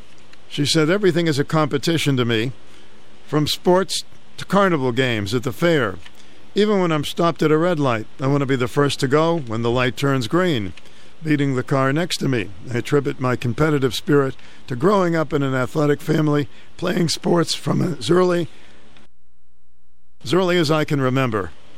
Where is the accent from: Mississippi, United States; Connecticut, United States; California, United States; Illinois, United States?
Connecticut, United States; Glastonbury; At five, I started competing in fun runs in my hometown of Glastonbury, Connecticut.